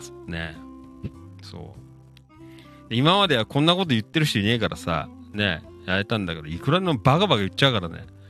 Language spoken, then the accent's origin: Japanese; Noda, Chiba, Japan; 生まれ育った街